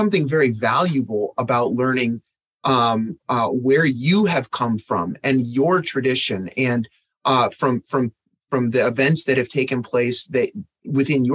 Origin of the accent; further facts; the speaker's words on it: Michigan, United States; I grew up in Michigan, so I had to take Michigan history as an elementary student.